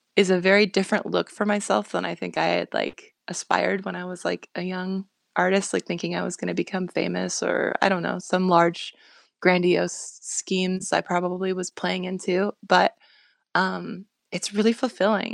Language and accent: English; Bush, Alaska, United States; growing up in Bush, Alaska